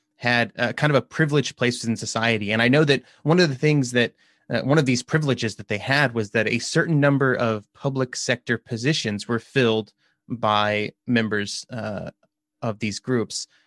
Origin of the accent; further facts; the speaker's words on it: United States; I'm an American